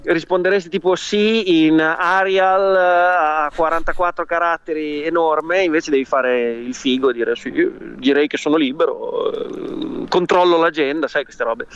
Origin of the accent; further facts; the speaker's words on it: Imola, Emilia-Romagna, Italy; moved away as an adult; now in United States; io sono di Imola